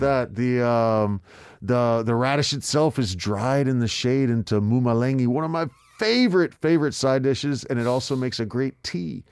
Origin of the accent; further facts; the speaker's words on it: Texas, United States; moved away as an adult; now in South Korea; I grew up mostly in Texas